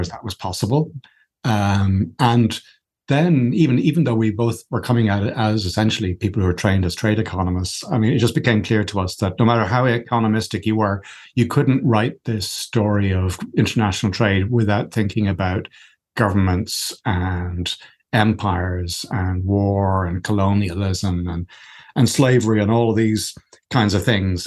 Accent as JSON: {"language": "English", "country": "Ireland", "said": "I'm Irish"}